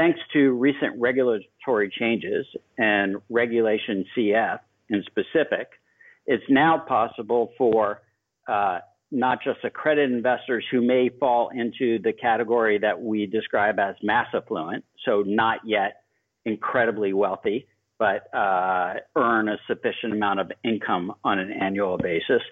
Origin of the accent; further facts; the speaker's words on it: Miami, Florida, United States; growing up in Miami, Florida, in the 80s